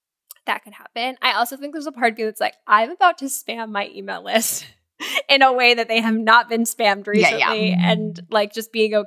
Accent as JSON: {"language": "English", "region": "Florida", "country": "United States", "tie": "born or raised there", "said": "growing up in Florida"}